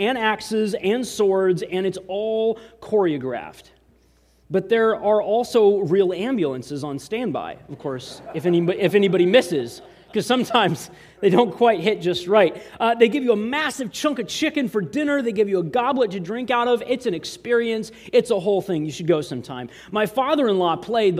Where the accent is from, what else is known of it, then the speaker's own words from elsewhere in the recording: Eatonville, Washington, United States; moved away; also born or lived in San Diego, California; I'm originally from Eatonville, Washington, but we came here from San Diego